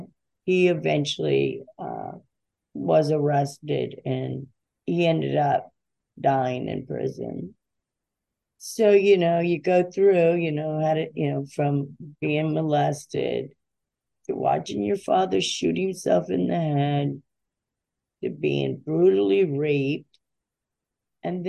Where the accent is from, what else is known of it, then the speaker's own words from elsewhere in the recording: Davie, Florida, United States; I'm born and raised in Davie, Florida